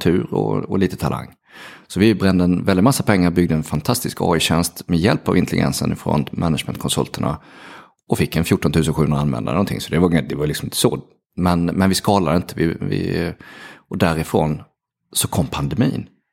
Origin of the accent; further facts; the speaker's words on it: Halmstad, Halland County, Sweden; jag är ju från Halmstad, så att jag, jag gick på Sannarpsgymnasiet i Halmstad